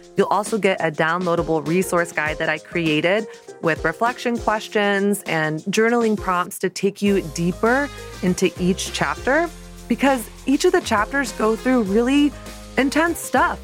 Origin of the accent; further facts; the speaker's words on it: the South, United States; now in Brooklyn, United States; I grew up in the South in the nineties and early two thousands